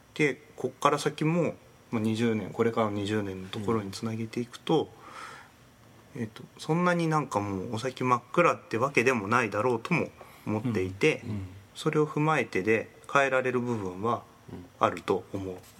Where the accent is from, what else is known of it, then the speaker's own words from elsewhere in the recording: Ibaraki, Japan; moved away as an adult; also born or lived in Kyushu; 僕地元が茨城だったんですけど